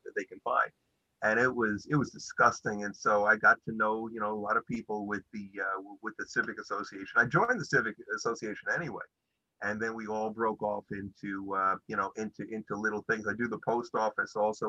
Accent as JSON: {"language": "English", "town": "New York City", "region": "New York", "country": "United States", "tie": "born or raised there", "also_born_or_lived": "Brighton Beach, Brooklyn", "said": "grew up in Canarsie"}